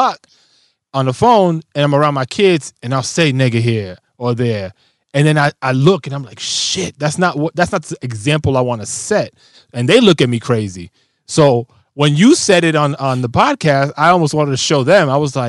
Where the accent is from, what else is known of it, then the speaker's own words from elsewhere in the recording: Bronx, New York, United States; I grew up in the Bronx. It's part of who I am.